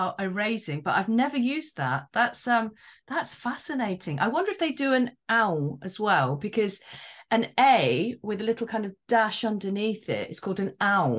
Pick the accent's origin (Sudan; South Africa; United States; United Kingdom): United Kingdom; England; I was born in England